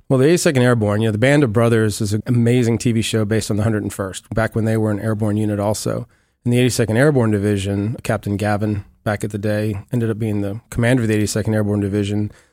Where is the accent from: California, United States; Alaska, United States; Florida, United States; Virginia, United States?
Virginia, United States; Amelia; moved away as an adult; now in Clearwater, United States; I grew up originally in Amelia, Virginia, a little small town west of Richmond